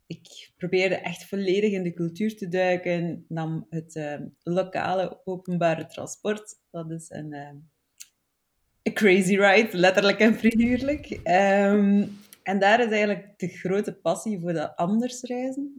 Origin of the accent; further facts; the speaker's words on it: Flanders, Belgium; accent: Flemish; also born or lived in Barcelona; Zoals dat je hoort, kom ik uit Vlaanderen